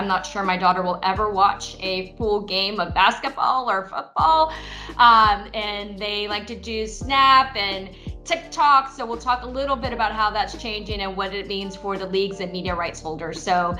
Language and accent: English; Silicon Valley, California, United States; growing up in Silicon Valley. I've been in tech for most of my life.